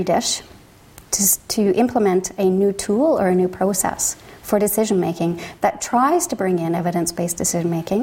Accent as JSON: {"language": "English", "town": "London", "region": "Ontario", "country": "Canada", "said": "I'm from Canada, from Ontario, from the City of London, where we have a Piccadilly Street and a Thames River"}